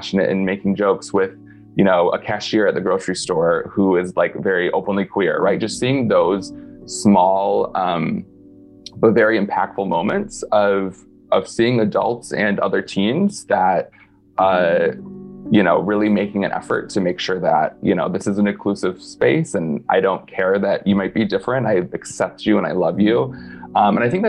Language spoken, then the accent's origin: English; north of Detroit, the Thumb area of Michigan, United States; moved away as an adult; I'm from about an hour and a half north of Detroit, so like in the thumb-ish area.